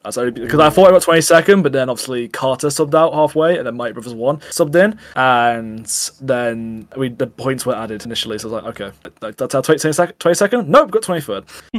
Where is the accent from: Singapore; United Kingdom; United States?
United Kingdom; the north of England; I'm from Northern England